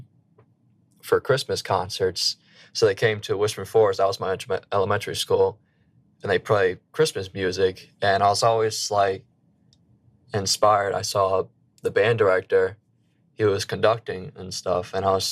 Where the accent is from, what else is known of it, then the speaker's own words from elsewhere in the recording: Slidell, Louisiana, United States; moved away as an adult; now in Boston, United States; I am from a small town called Slidell, Louisiana